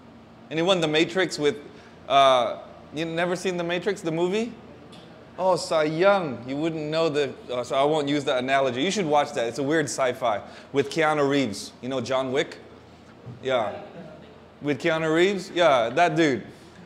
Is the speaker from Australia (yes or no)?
no; Davao City, Davao Region, Philippines; moved away; I'm half Filipino, half American. I was born in San Pedro Hospital. Kung mama is Pinay, kung papa is Americano, so I'm a mocha latte. So I'm just like you guys. I'm a Dabawenyujud. I was born here, but I left.